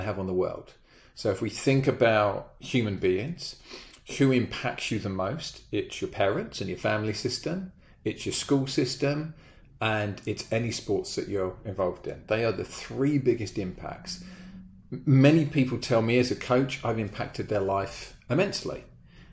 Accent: Brighton, South East England, United Kingdom; moved away as an adult; now in United States; We happened to live a mile away from a velodrome in Brighton, my hometown back in the UK

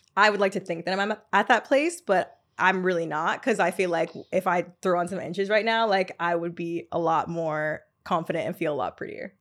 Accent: Atlanta, Georgia, United States; now in New York, United States; I'm not from New York, I'm from Atlanta.

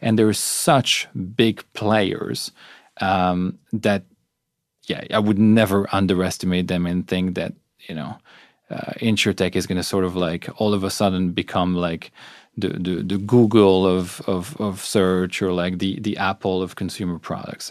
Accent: Belgium; moved away; I'm from Belgium. We come from societies where healthcare is effectively free

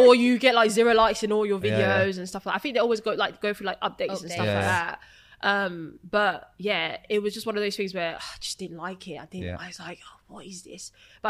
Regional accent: Essex, East of England, United Kingdom; I'm from Essex.

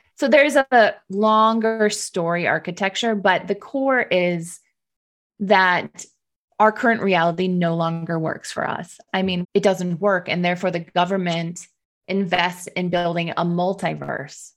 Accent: Detroit, Michigan, United States; I was working in Detroit, my hometown

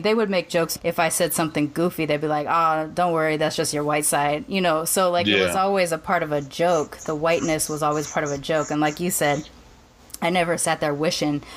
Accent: Sacramento, California, United States; born or raised there; also born or lived in Long Beach

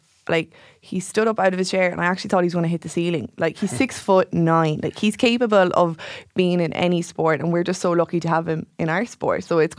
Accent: Limerick, Munster, Ireland; I'm from Limerick

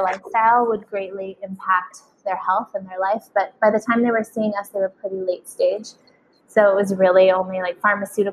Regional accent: Sedona, Arizona, United States; We grew up in Sedona, Arizona

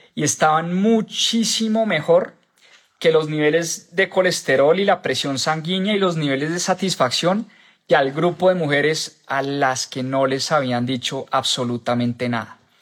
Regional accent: Colombia; en mi país, en Colombia

